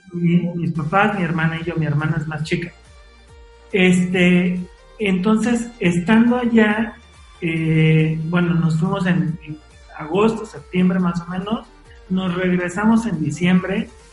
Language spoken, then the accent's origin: Spanish; Mexico City, Mexico; also born or lived in Puebla; yo nací en la Ciudad de México